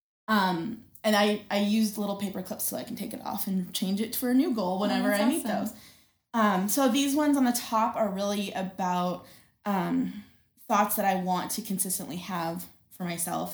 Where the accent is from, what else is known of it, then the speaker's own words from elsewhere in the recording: North Dakota, United States; now in Billings, United States; I grew up in North Dakota